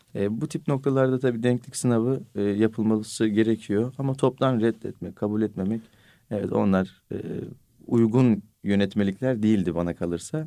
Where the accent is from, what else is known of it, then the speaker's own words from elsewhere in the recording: Bolu Province, Turkey; benim memleketim Bolu